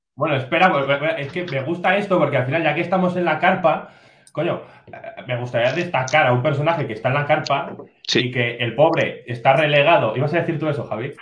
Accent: Zaragoza, Aragon, Spain; a mí como, como, como zaragozano

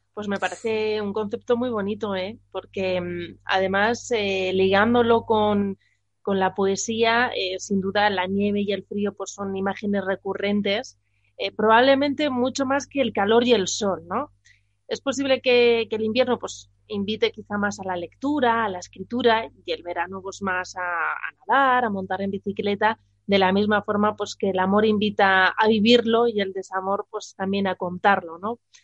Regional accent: Burgos, Castile and León, Spain; now in Madrid, Spain; soy de Burgos, pues ahí estamos más acostumbrados a la nieve

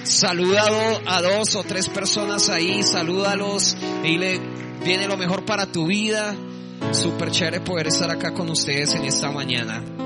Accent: Bogotá, Colombia; accent: rolo; moved away as an adult; now in Medellín, Colombia; Soy de Bogotá, soy también rolo

